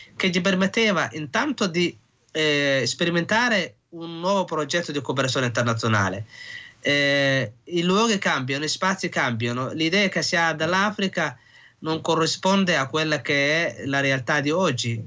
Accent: Somalia; now in Italy; rivedere i posti dove sono cresciuta, la mia infanzia

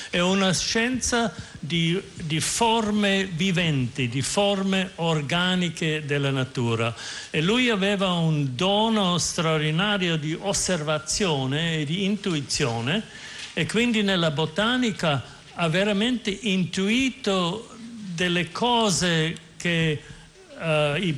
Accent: Austria; Italian is a second language; now in United States; Io sono austriaco e vivo in America

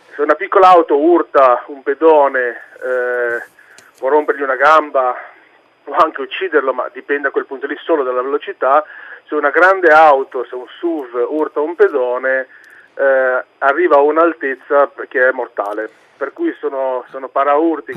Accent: Savona, Liguria, Italy; sono di Savona

